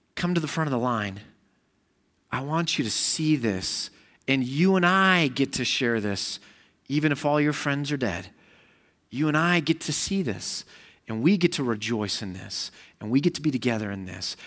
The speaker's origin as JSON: {"language": "English", "country": "United States", "said": "I'm an American"}